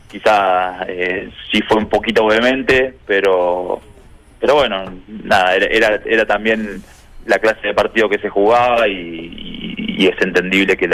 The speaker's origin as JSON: {"language": "Spanish", "region": "Río Negro", "country": "Argentina", "moved": "yes", "said": "Yo soy de Río"}